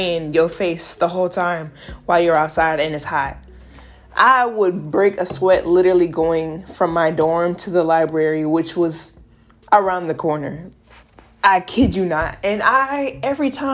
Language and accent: English; South Carolina, United States; moved away as an adult; also born or lived in Alabama; I moved from South Carolina to Alabama